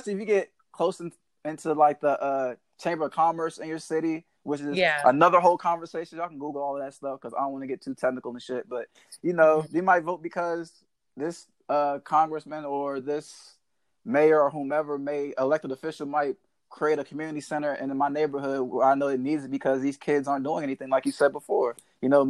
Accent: Waldorf, Maryland, United States; I am from Southern Maryland. I'm from Waldorf, Maryland, actually

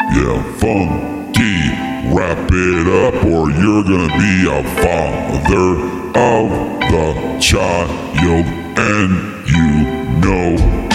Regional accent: Pennsylvania, United States; Okay, well, I'm from Pennsylvania. I'm going to come up, and I'm a failed YouTuber, and I want to come on up to Minnesota

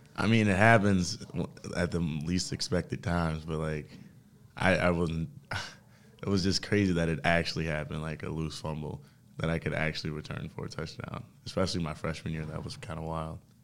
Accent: Detroit, Michigan, United States; moved away as an adult; also born or lived in Princeton; I come from Detroit, Michigan

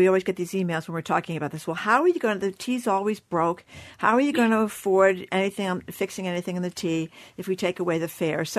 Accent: Fall River, Massachusetts, United States; my hometown, Fall River

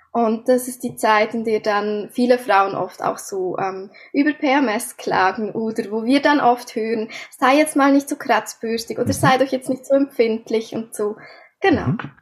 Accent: Switzerland; Wie ihr unschwer hören könnt, komme ich aus der Schweiz.

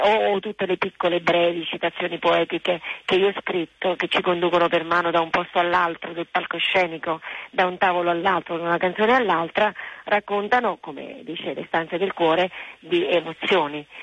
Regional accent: Naples, Campania, Italy; è la musica della mia terra, essendo nata a Napoli

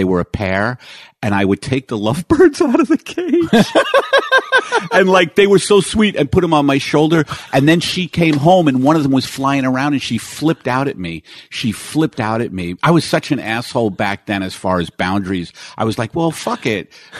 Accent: New York, United States; moved away as an adult; now in Los Angeles, United States; I was so New York. I had not lived anywhere else but New York.

